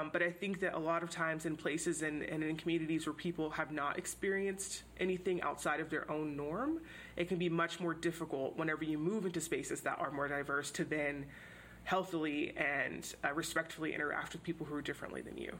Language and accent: English; Houston, Texas, United States; moved away as an adult; I grew up in Houston, which is a super diverse city